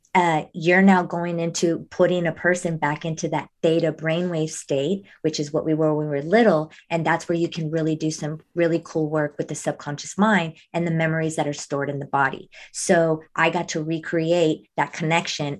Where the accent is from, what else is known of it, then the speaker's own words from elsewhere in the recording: Monterrey, Nuevo León, Mexico; I was born in Monterrey. I was born in Mexico